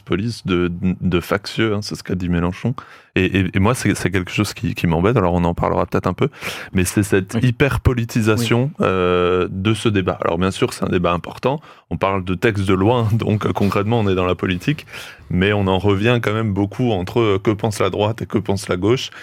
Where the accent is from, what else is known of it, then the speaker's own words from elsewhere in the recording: France; chez nous en France